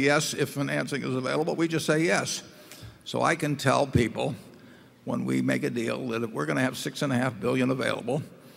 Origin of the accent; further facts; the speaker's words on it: Nebraska, United States; as Nebraskans